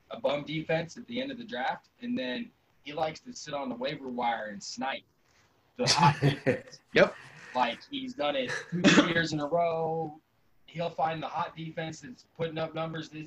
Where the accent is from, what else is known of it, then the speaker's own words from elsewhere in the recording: Colorado, United States; I grew up in Colorado where we had actual professional sports.